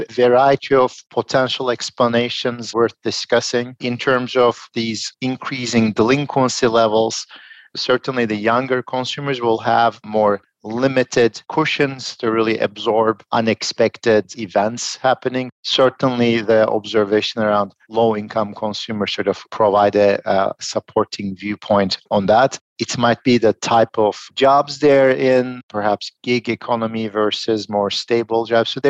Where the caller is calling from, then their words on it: Philadelphia, Pennsylvania, United States; I'm joining from Philadelphia.